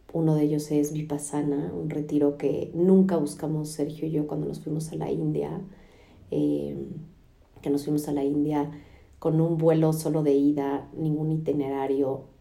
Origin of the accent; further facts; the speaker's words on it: Mexico; now in United States; en casa de mis papás. En México llegamos ayer de Estados Unidos para quedarnos cinco semanas aquí